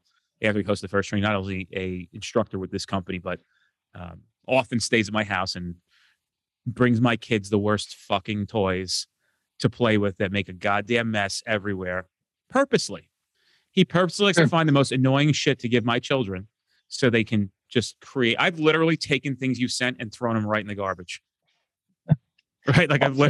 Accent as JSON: {"language": "English", "region": "New Jersey", "country": "United States", "said": "I'm from New Jersey."}